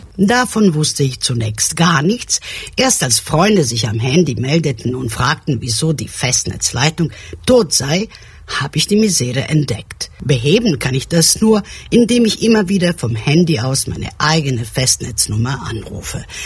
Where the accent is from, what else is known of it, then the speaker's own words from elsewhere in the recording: Belgrade, Serbia; moved away; also born or lived in Germany; Aufgewachsen bin ich in Belgrad ohne Telefonanschluss